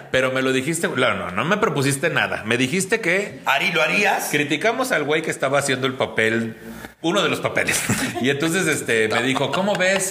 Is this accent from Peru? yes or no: no; Mexico City, Mexico; yo nací en la Jardín Balbuena.